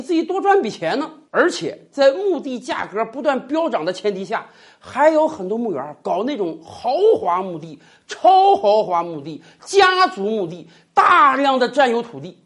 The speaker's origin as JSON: {"language": "Chinese", "country": "China", "said": "我们中国人是有着入土为安的习惯的"}